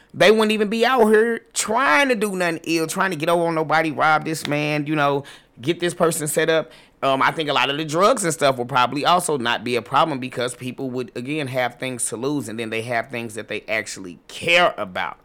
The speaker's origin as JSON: {"language": "English", "town": "St. Louis", "region": "Missouri", "country": "United States", "moved": "as an adult", "lives_now": "Atlanta, United States", "said": "I'm, I'm originally from Saint Louis"}